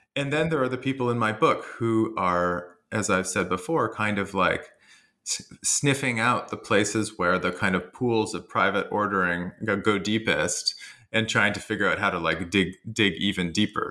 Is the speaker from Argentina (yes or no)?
no; Canada; I'm Canadian